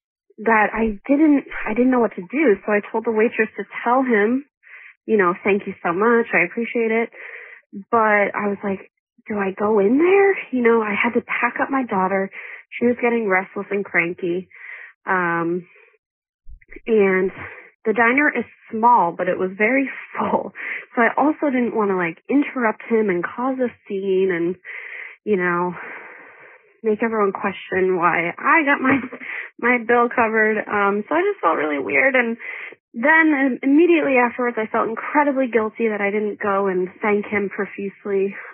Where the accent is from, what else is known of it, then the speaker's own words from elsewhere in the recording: New England, United States; I'm from New England.